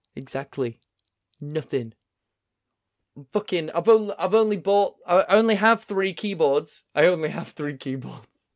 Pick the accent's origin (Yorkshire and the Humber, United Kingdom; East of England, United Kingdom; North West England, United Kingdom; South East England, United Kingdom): Yorkshire and the Humber, United Kingdom; I'm from Yorkshire. I'm from Yorkshire.